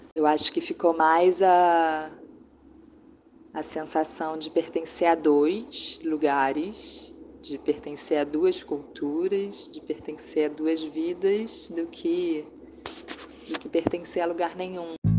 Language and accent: Portuguese; Brazil; moved away as an adult; now in France; eu sou, não sou daqui, eu não sei se isso é normal, mas você me liga 10 da noite, eu não acho que isso é normal, de onde eu venho isso não é normal